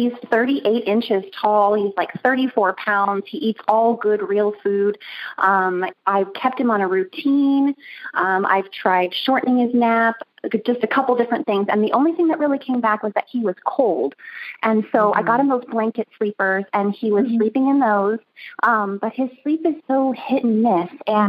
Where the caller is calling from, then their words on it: Texas, United States; I'm calling from Kima, Texas today